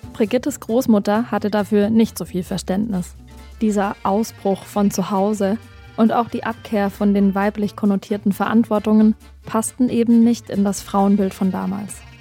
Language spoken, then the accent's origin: German; Black Forest, Baden-Württemberg, Germany; now in Berlin, Germany; Ich komme ja ursprünglich aus dem Schwarzwald